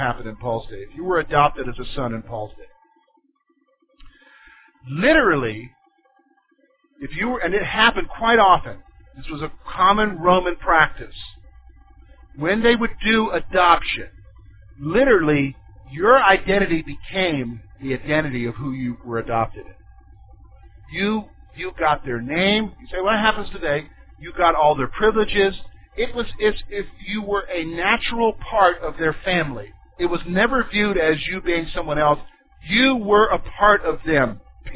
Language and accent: English; the South, United States; I grew up in the South